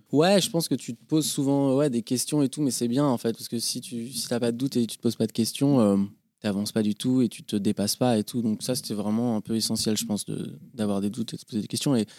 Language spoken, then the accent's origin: French; Paris, Île-de-France, France; also born or lived in Boulogne-Billancourt; j'ai grandi à Paris. J'ai grandi à Paris, euh, rive gauche, dans le 14e, vers le parc Montsouris